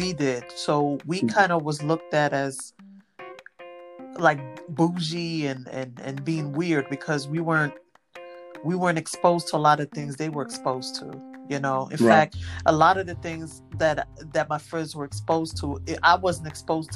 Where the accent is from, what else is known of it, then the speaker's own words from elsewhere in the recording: New York City, New York, United States; I'm from Brooklyn, New York, born and bred.